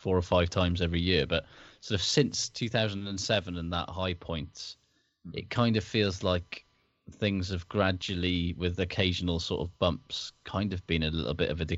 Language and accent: English; Wales, United Kingdom; as a Welshman